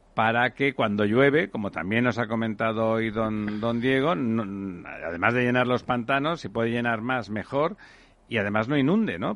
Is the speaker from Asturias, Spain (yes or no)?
no; Barcelona, Catalonia, Spain; en mi tierra, en Barcelona